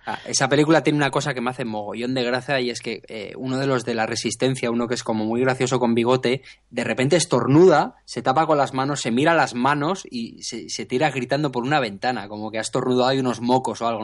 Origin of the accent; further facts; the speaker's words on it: San Sebastián, Basque Country, Spain; yo que soy de San Sebastián